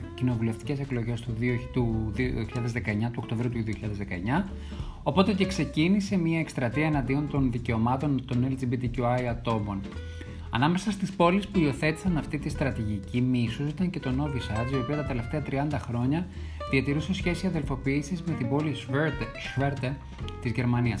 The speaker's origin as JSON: {"language": "Greek", "country": "Greece", "said": "είμαι Έλληνας"}